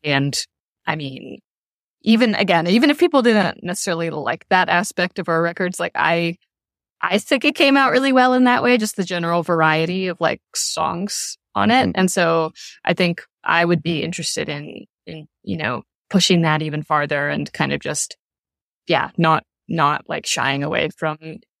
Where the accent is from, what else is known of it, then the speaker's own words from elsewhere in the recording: Louisville, Kentucky, United States; like at the final night of the tour was in my hometown, in Louisville, at a club I loved to go to when I was younger.